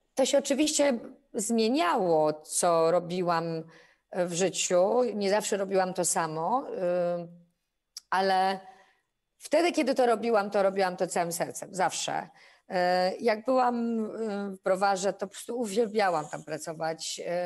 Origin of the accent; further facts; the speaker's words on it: Poznań, Greater Poland, Poland; Ja jestem poznanianką i bardzo to lubię, że stamtąd jestem.